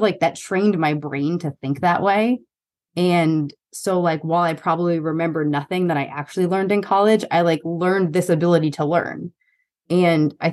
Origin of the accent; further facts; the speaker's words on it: New York, United States; also born or lived in East Coast; now in Austin, United States; I'm a New Yorker